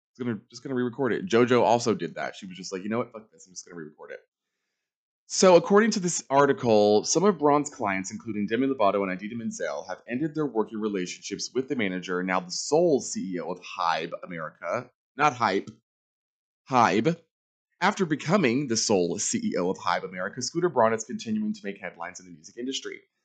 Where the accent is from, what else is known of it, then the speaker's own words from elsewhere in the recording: Charlotte, North Carolina, United States; moved away; I'm from Charlotte, knew nobody